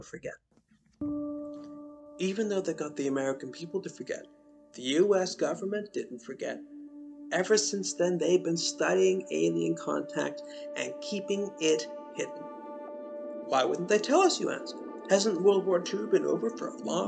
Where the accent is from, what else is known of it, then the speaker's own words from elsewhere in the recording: Canada; I'm Canadian